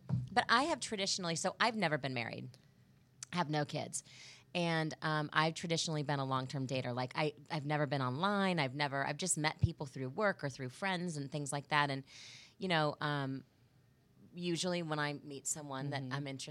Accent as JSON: {"language": "English", "town": "Kansas City", "region": "Missouri", "country": "United States", "also_born_or_lived": "Chicago / Greenville, South Carolina / Cleveland, Ohio / Providence, Rhode Island", "moved": "as an adult", "said": "I'm from Kansas City, moved home 5.5 years ago for this job here at Fox 4. And, you know, I'm home to stay."}